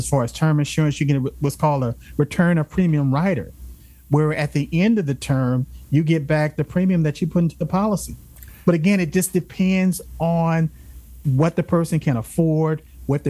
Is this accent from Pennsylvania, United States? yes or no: no; Los Angeles, California, United States; I grew up in South Central